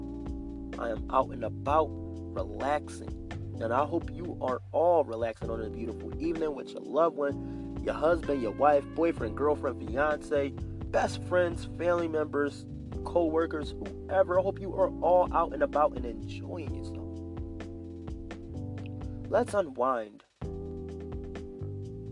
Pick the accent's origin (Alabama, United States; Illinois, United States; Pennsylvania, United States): Pennsylvania, United States; Philadelphia; moved away; when I lived in Philadelphia, Pennsylvania